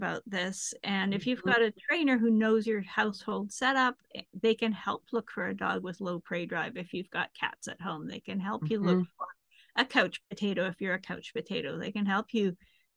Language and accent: English; Canada; moved away as an adult; also born or lived in San Francisco / Manhattan / Exeter; back in my home country in Canada